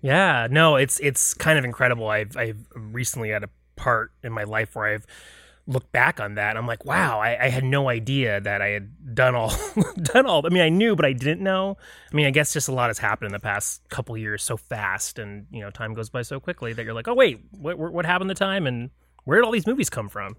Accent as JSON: {"language": "English", "town": "Lake Mary", "region": "Florida", "country": "United States", "tie": "born or raised there", "said": "I grew up outside of Orlando in a town called Lake Mary, Florida"}